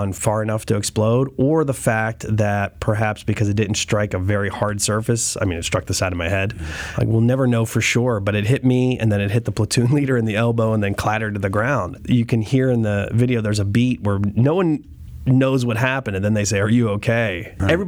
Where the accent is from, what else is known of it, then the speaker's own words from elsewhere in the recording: New Kensington, Pennsylvania, United States; moved away as an adult; also born or lived in Istanbul, Turkey / Cairo, Egypt; I'm from New Kensington